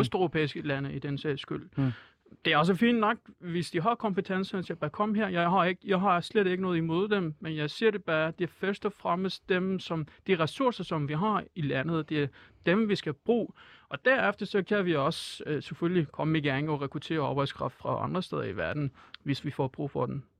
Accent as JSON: {"language": "Danish", "country": "Iran", "second_language": "Danish", "moved": "as an adult", "lives_now": "Denmark", "said": "jeg er mm. jo en flytninger, så altså, øh, jeg, jeg flygtede fra Iran"}